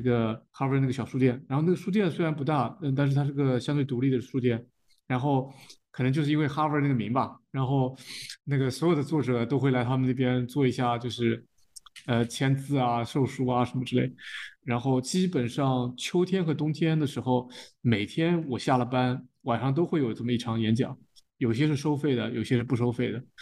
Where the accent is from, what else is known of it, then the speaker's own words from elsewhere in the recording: China; 虽然我们在中国长大